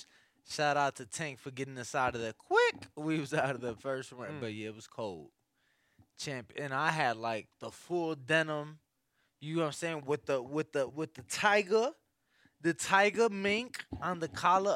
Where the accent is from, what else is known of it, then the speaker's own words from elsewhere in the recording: Chicago, Illinois, United States; I'm from Chicago